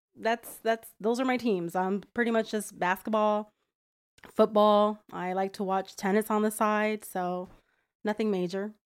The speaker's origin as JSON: {"language": "English", "region": "New Jersey", "country": "United States", "tie": "born or raised there", "moved": "as an adult", "lives_now": "Florida, United States", "said": "I'm originally from New Jersey, born and raised all my life. Been living in Florida for about five years now"}